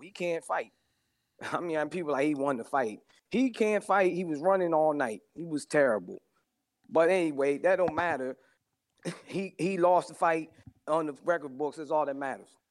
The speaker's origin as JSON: {"language": "English", "town": "Willingboro", "region": "New Jersey", "country": "United States", "tie": "born or raised there", "lives_now": "Pemberton, United States", "said": "I'm from South Jersey, Willingboro. Born. I live in Pemberton now"}